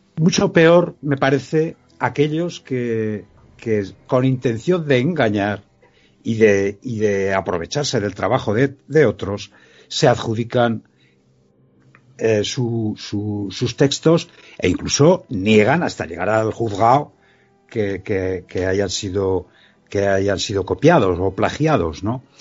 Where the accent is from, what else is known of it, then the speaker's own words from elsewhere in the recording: Quinto, Aragon, Spain; mi pueblo, ¿no? De Quinto